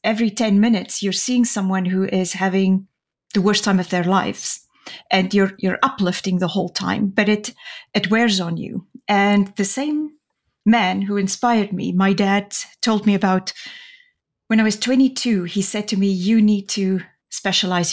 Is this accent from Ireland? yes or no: no; Namibia; moved away; I grew up in Namibia, the country just north of the Republic of South Africa